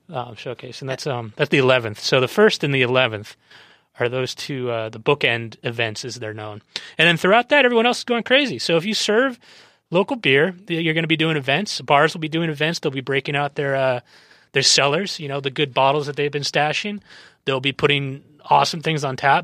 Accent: San Diego, California, United States; I grew up in San Diego

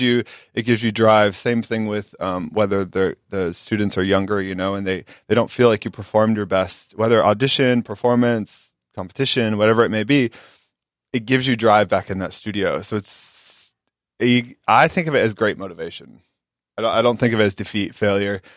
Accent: Carroll, Iowa, United States; moved away; originally I'm from Carroll, Iowa. Small town, um, ten thousand people

